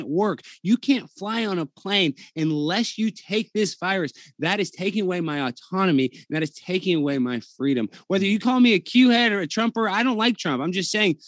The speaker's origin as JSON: {"language": "English", "country": "United States", "said": "as an American"}